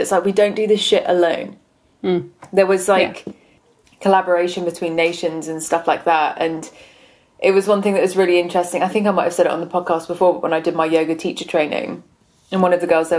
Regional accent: United Kingdom

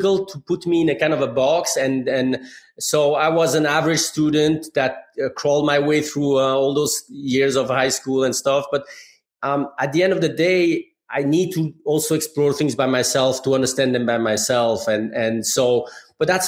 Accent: Geneva, Switzerland; moved away as an adult; now in Michigan, United States; I grew up in Geneva, Switzerland

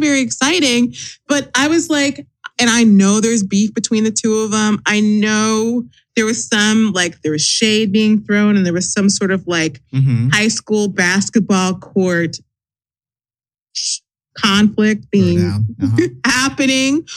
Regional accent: New Jersey, United States; accent: New Jersey; my New Jersey accent

